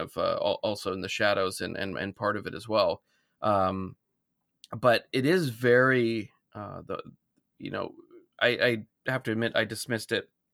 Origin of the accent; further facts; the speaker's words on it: Alaska, United States; I grew up in Alaska